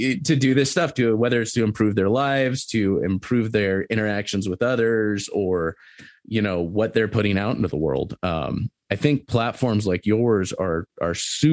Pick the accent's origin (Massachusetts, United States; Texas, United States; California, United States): California, United States; Southern; moved away as an adult; now in Montana, United States; I grew up in Southern California. I grew up going to the beach and stuff